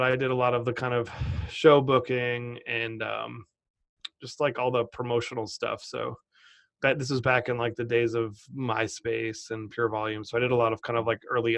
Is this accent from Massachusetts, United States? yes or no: yes; Cotuit, Massachusetts, United States; I grew up on Cape Cod, Massachusetts, in a tiny town called Cotuit